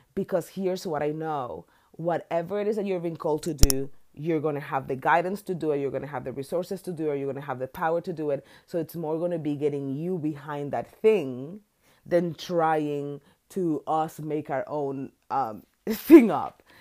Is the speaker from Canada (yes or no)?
no; Dominican Republic; moved away as an adult; now in United States; I'm from Dominican Republic, an island.